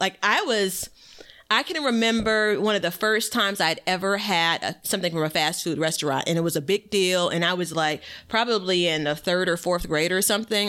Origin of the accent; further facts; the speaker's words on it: Chicago, Illinois, United States; born and raised in Chicago, Illinois